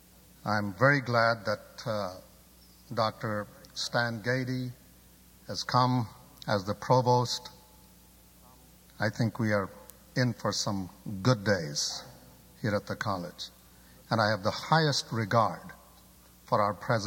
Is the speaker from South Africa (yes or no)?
no; Pakistan; moved away; I'm originally from Pakistan